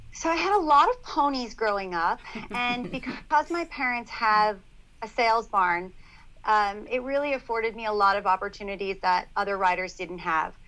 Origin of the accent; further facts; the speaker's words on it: Long Island, New York, United States; I grew up on Long Island at their horse farm and started riding from a very young age.